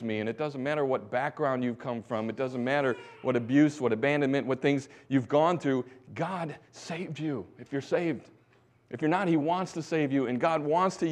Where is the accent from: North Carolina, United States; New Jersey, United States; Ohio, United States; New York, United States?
North Carolina, United States; Winston-Salem; Growing up in America, in Winston-Salem, North Carolina